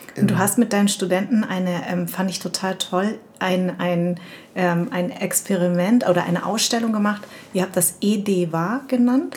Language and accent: German; Darmstadt, Hesse, Germany; Ich komme von hier, ich bin aus Darmstadt